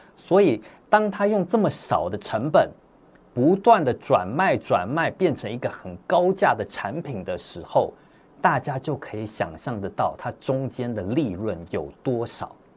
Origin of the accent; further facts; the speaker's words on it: Taipei, Taiwan; also born or lived in Hong Kong; 我这在香港出生的之后呢，我们就全家人一起搬到台北，在台北开始读书生活工作